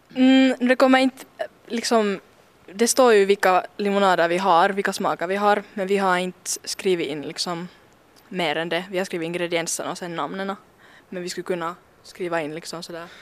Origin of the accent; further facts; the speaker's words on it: Porvoo, Uusimaa, Finland; vi är från Borgå, att vi är stolta över det